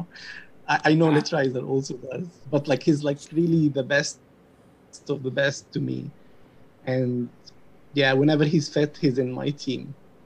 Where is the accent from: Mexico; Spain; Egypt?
Egypt; moved away as an adult; also born or lived in United Kingdom; now in United States; I'm from Egypt. I'm 32 years old. Until I was 25, I was just in Egypt, like born and raised there.